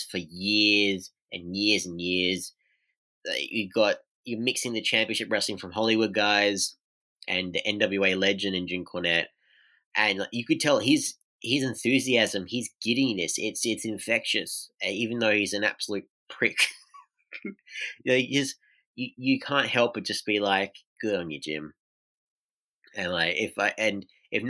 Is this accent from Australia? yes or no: yes; Australia; as an Australian wrestling fan